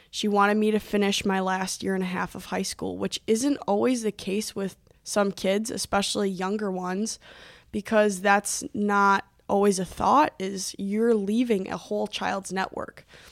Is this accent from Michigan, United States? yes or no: no; Milwaukee, Wisconsin, United States; moved away as an adult; also born or lived in Illinois; now in Duluth, United States; I was born in Illinois, but we moved to the Metro Milwaukee area when I, when I was about six months old. And I lived in the house, in that house for probably, mm, fifteen, sixteen years